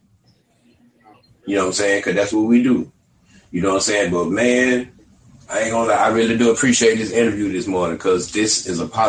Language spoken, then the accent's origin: English; Albany, Georgia, United States; now in Austin, United States; I'm from Albany, Georgia, but I live in Austin, Texas now